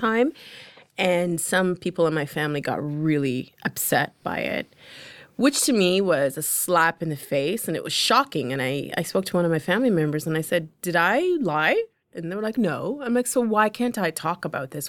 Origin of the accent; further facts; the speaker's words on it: London, Ontario, Canada; English is a second language; I'm from London, Ontario. I'm in Toronto. I don't know anybody. I am 15 years old.